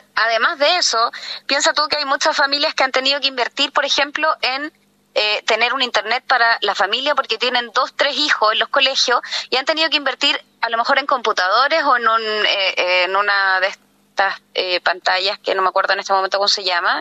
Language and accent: Spanish; Santiago, Santiago Metropolitan Region, Chile; moved away as an adult; yo soy santiaguina, pero me vine a vivir acá por un tema de calidad de vida